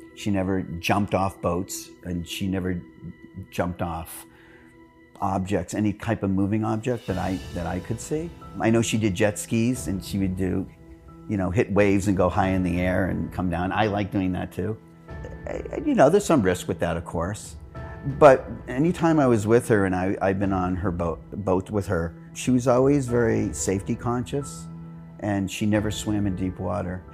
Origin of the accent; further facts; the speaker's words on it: Manchester, New Hampshire, United States; now in Arizona, United States; I'm Carolyn's twin and brother. We grew up together in Manchester, New Hampshire.